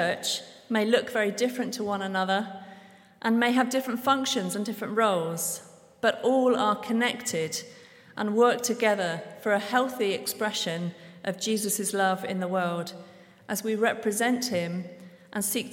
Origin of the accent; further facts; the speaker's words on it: Devon, South West England, United Kingdom; moved away as an adult; now in Guatemala; I'm originally from Devon in England